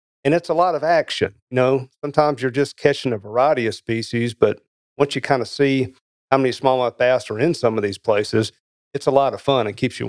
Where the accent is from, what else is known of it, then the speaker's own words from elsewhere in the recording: Tennessee, United States; So I'm originally from Middle Tennessee, and I hope that your listeners still listen after that.